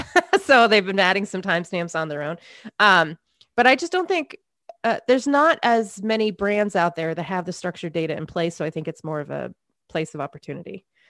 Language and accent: English; Maine, United States; I grew up in Maine, a lot of snow, a lot of boredom in the winter.